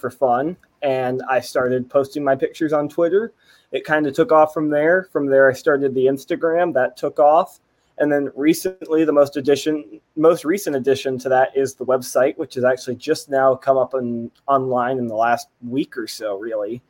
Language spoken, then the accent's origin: English; East Tennessee, United States; I grew up in East Tennessee